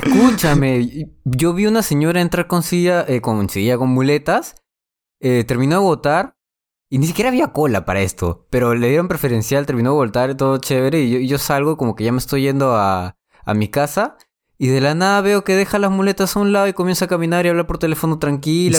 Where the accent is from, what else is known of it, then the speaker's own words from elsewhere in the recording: Lima, Peru; also born or lived in La Victoria, Lima; Y de los 7 años hasta los 19 viví en, en, San Luis y de ahí ya en el distrito donde estoy. Pero sí, he nacido en la Victoria